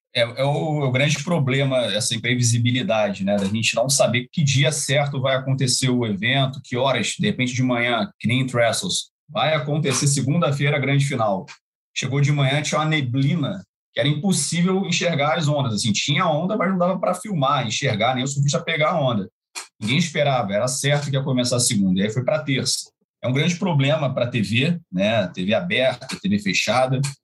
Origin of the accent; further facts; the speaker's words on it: Brazil; como brasileiro